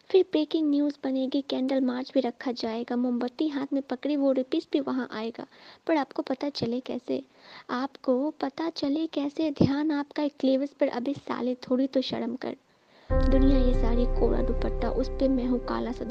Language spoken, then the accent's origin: Hindi; Singhwara, Bihar, India; और मैं बिहार से हूँ दरभंगा जिला से सिंगवाड़ा प्रखंड से हूँ